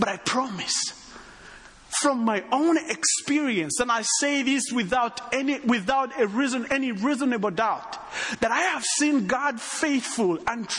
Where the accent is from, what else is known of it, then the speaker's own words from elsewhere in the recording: Rwanda; accent: Texan; Well, me, I come from Rwanda, but I have a little bit of a Texan accent.